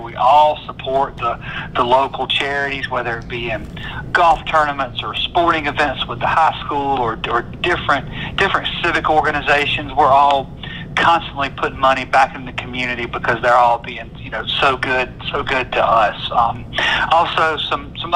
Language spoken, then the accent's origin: English; Thomaston, Georgia, United States; also born or lived in Columbus / Forsyth; I grew up over in Thomaston